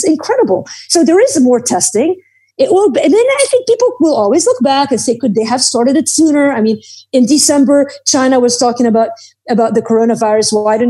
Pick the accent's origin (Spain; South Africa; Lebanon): Lebanon; Beirut, Beirut Governorate; I grew up in Beirut in the middle of the Civil War.